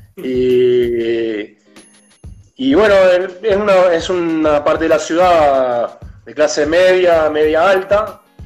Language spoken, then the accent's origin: Spanish; Argentina; moved away as an adult; now in São Paulo, Brazil; soy mitad argentino, mitad brasileño y tengo familia acá, bastante.